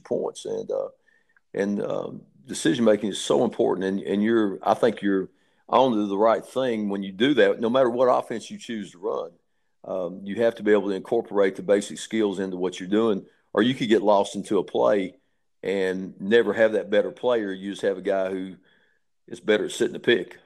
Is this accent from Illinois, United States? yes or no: no; Kentucky, United States; now in Atlanta, United States; I grew up in Kentucky in basketball.